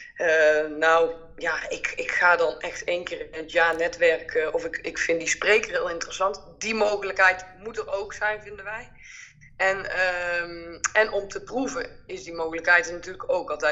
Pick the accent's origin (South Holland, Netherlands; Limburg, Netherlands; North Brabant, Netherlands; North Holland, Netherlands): North Brabant, Netherlands; accent: Brabant; wij komen allebei uit Brabant en dat hoor je natuurlijk ook wel.